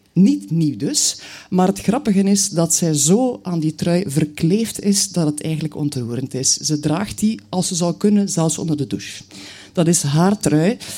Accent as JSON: {"language": "Dutch", "town": "Knokke", "region": "Flanders", "country": "Belgium", "tie": "born or raised there", "also_born_or_lived": "Bruges", "said": "ik ben geboren in Brugge, ik woon er nog steeds. Maar eigenlijk heb ik mijn jeugd doorgebracht aan zee. Mijn moeder was van Knokke"}